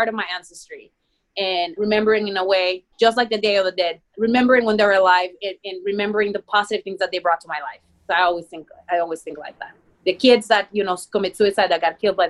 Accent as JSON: {"language": "English", "country": "Mexico", "second_language": "English", "moved": "yes", "lives_now": "United States", "said": "I'm from Mexico and I have an accent"}